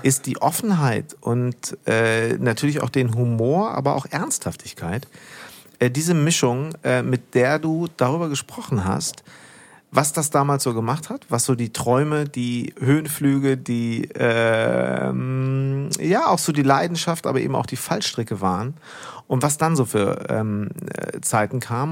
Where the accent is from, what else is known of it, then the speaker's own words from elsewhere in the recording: Münster, North Rhine-Westphalia, Germany; ich nämlich bin groß geworden in Hiltrup, Münster-Hiltrup.